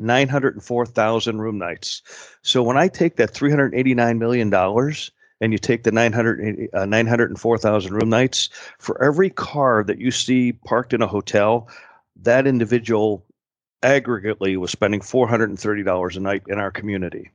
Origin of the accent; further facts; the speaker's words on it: Pittsburgh, Pennsylvania, United States; also born or lived in Louisville, Kentucky; now in Valdosta, United States; I'm born and raised in Pittsburgh, so I'm a diehard Steeler fan.